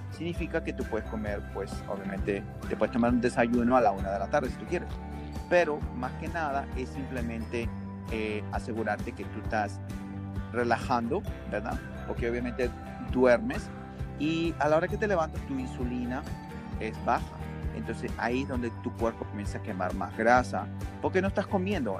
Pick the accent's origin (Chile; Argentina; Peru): Peru; now in United States; yo soy peruano